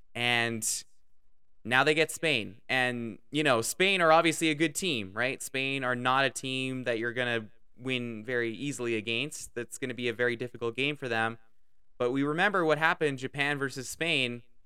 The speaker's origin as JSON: {"language": "English", "country": "Canada", "said": "I'm Canadian."}